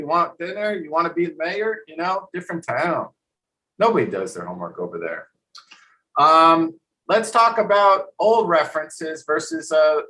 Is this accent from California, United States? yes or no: no; New Jersey, United States; moved away; also born or lived in Florida; I'm from New Jersey and we have a good school system